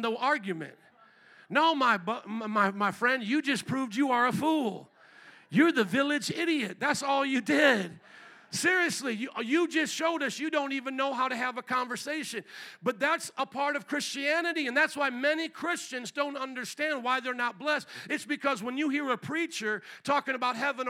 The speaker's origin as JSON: {"language": "English", "town": "Fort Wayne", "region": "Indiana", "country": "United States", "said": "I'm from Fort Wayne, Indiana"}